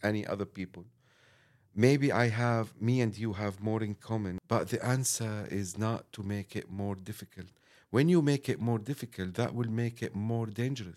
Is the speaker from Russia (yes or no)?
no; Damascus, Syria; English is a second language; moved away as an adult; now in London, United Kingdom